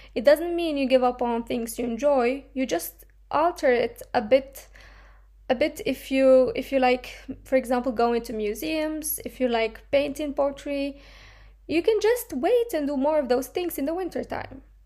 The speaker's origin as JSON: {"language": "English", "country": "Morocco", "moved": "yes", "lives_now": "Finland", "said": "I'm coming from Morocco"}